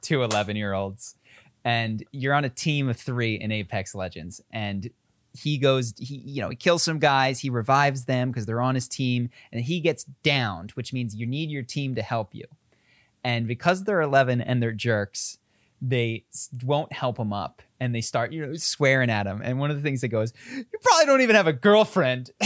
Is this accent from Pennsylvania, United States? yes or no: yes; Philadelphia, Pennsylvania, United States; accent: Philadelphia; moved away as an adult; I speak, and my sister even more so, like, like I'm from Philadelphia. I moved out of Philadelphia thirteen or fifteen years ago